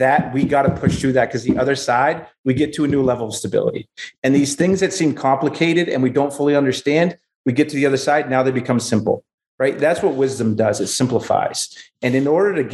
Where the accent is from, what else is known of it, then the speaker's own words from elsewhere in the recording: Exeter, New Hampshire, United States; I'm from Exeter, New Hampshire.